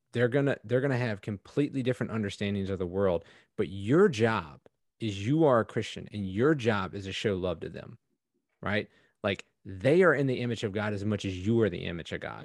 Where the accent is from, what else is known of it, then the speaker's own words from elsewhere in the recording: East Coast, United States; I grew up on the East Coast.